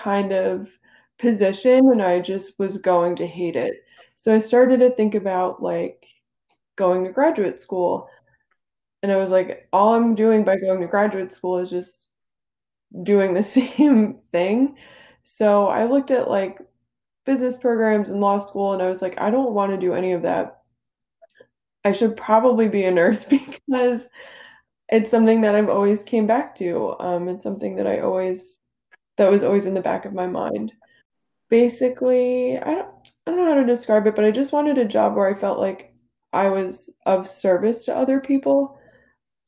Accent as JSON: {"language": "English", "region": "New Jersey", "country": "United States", "tie": "born or raised there", "said": "I grew up in New Jersey. I've never left, really"}